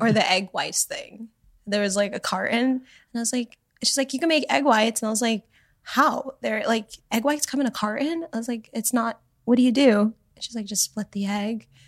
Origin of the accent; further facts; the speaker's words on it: Canada; moved away; also born or lived in Miami, Florida, United States; I grew up in Canada, but in Miami, too.